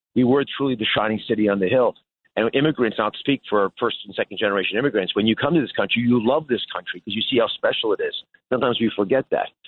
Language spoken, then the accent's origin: English; United States; as an American